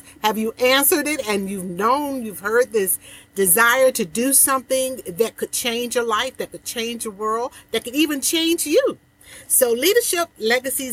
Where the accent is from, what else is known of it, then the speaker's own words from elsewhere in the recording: Portsmouth, Virginia, United States; my hometown, Portsmouth, Virginia, a city that I was brought up in and raised